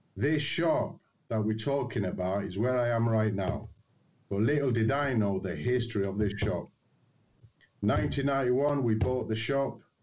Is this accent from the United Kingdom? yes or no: yes; Manchester, North West England, United Kingdom; born and bred in Old Trafford.